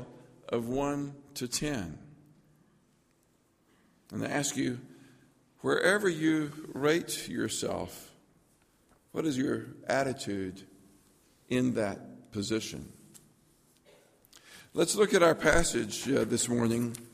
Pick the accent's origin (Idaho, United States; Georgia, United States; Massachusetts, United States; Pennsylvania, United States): Georgia, United States; Lookout Mountain; I grew up on Lookout Mountain. On the back of Lookout Mountain, there's a little town called Hinkle, Georgia